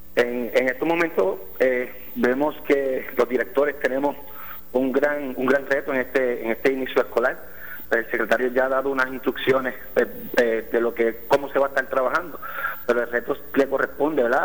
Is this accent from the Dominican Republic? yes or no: no; Villalba, Puerto Rico; also born or lived in Orocovis; soy, vivo en la colindancia entre Villalba y Orocovis